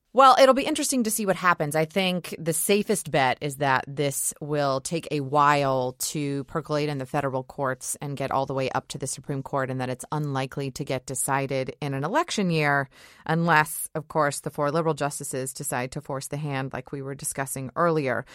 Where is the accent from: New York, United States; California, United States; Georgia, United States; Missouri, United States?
Georgia, United States; my home state of Georgia